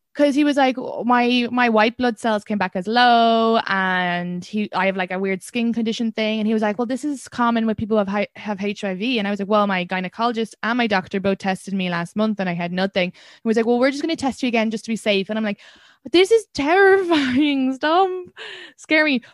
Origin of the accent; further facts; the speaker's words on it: Ireland; as an Irish woman